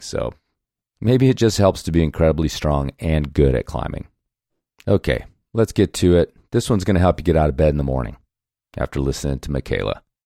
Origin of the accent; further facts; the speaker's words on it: Chicago north suburbs, Illinois, United States; I'll just say Chicago.